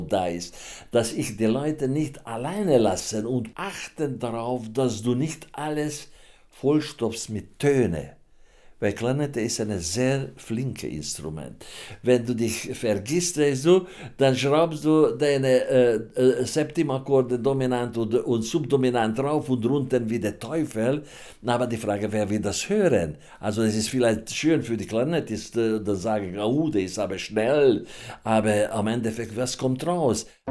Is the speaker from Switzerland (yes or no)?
no; Hungary; German is a second language; now in Germany; Ich komme aus Ungarn